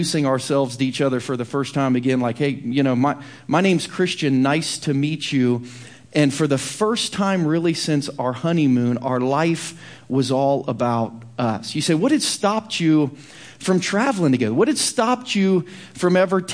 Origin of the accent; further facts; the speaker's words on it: Chillicothe, Ohio, United States; now in Kansas City, United States; my hometown of Chillicothe, Ohio